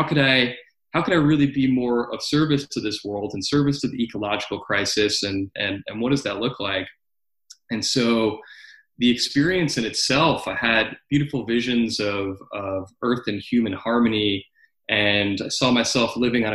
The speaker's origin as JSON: {"language": "English", "region": "New York", "country": "United States", "tie": "born or raised there", "said": "I came back to my home state of New York"}